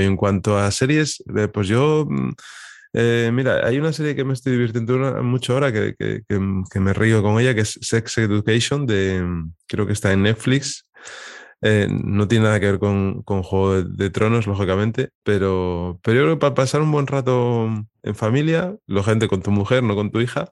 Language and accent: Spanish; Piedras Blancas, Asturias, Spain; also born or lived in Avilés; yo también soy de Avilés, yo soy nacido también ahí y criado en Piedras Blancas